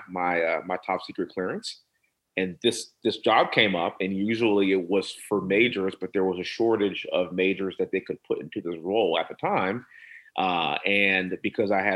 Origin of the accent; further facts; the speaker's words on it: Houston, Texas, United States; born and raised in Houston, energy capital of the world